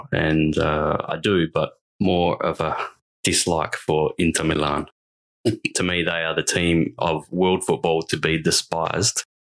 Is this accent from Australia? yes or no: yes; Perth, Western Australia, Australia; We are obviously of an Italian background. {S1} Yes. {S0} Born and raised in Perth.